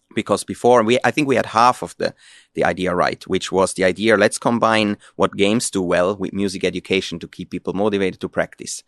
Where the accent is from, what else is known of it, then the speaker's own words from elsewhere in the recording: Switzerland; moved away as an adult; now in Finland; I'm originally from Switzerland